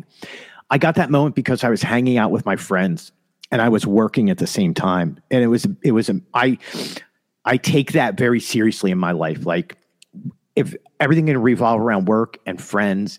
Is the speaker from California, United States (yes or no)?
no; Trenton, New Jersey, United States; being a poor kid growing up in Trenton, New Jersey